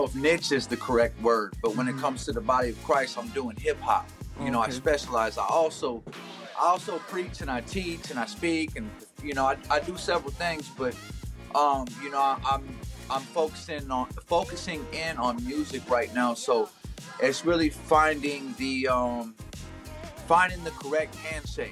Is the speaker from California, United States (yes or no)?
no; Omaha, Nebraska, United States; I'm from Omaha, Nebraska